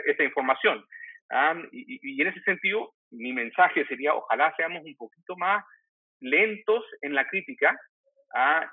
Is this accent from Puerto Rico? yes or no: no; Chile; como diríamos en Chile